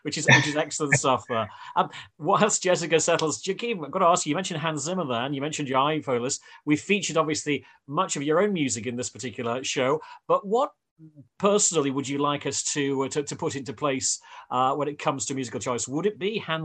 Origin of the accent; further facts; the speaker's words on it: United Kingdom; I'm British.